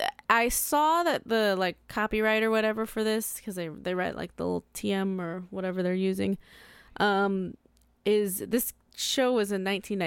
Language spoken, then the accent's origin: English; United States; I'm American.